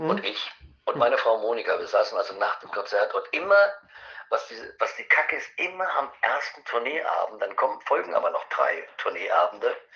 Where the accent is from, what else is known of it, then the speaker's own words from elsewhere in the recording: Eschwege, Hesse, Germany; Es wäre schön, weil am 6.1. wäre in Eschwege, in meiner Heimatstadt